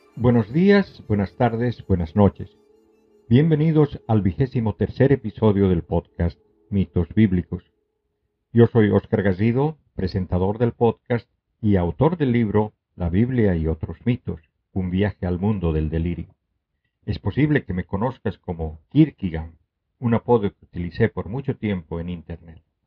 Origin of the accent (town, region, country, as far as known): Bolivia